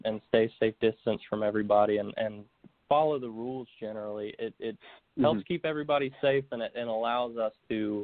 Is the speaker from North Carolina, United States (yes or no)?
yes; Concord, North Carolina, United States; moved away as an adult; also born or lived in Florida; now in Nashville, United States; I was mostly raised in Concord, North Carolina